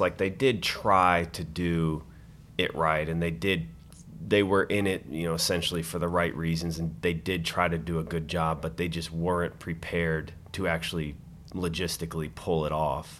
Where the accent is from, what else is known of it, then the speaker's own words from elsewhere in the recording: Colorado, United States; moved away; I'm from Colorado